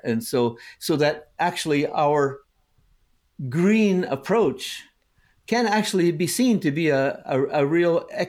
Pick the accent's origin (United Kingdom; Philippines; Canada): Canada; also born or lived in United States; growing up in Canada and the US, the houses kept getting bigger and bigger